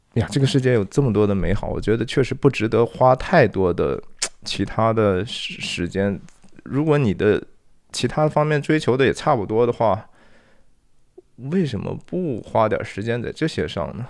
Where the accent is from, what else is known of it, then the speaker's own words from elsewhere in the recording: China; now in United States; 作为一个华人或者是 中国人